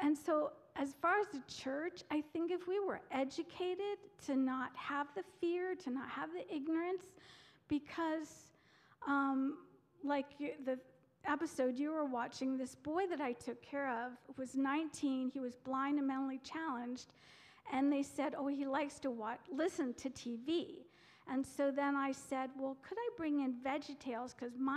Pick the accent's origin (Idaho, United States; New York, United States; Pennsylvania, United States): Pennsylvania, United States; Pennsylvania Dutch culture, United States; I was raised in the Pennsylvania Dutch culture